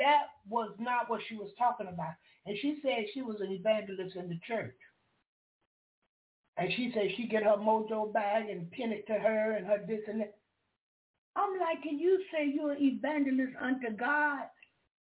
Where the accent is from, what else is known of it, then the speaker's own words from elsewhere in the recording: Jacksonville, Florida, United States; accent: southern; first language English; I'm from the country. I'm from Jacksonville, Florida